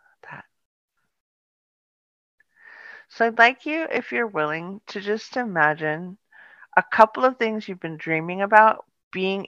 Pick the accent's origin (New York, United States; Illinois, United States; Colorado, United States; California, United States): California, United States; Palo Alto; also born or lived in Sausalito, California; I grew up in a really beautiful town. And it was called Palo Alto